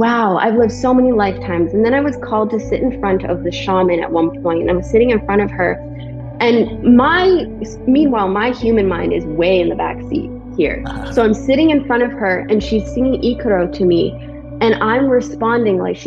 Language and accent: English; Vancouver Island, British Columbia, Canada; now in Texas, United States; This is where I'm from. Yeah, I'm from Vancouver Island. I live in Texas now.